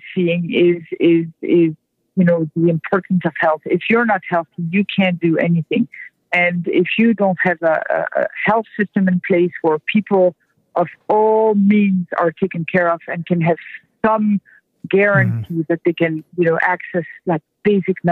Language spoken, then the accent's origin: English; France; now in United States; I'm French to start. I'm not an American born person